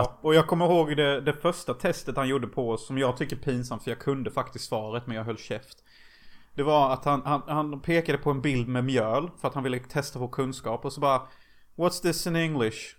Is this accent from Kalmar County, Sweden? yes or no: no; Unnaryd, Jönköping County, Sweden; i den lilla byn som Gud glömde där jag kommer ifrån. Unnaryd.